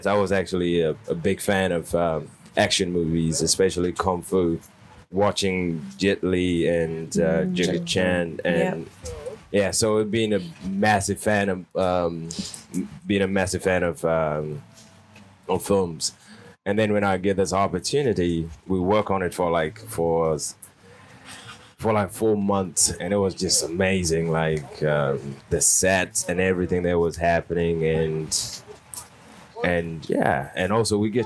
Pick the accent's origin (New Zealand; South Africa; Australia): New Zealand; I grew up in New Zealand, of course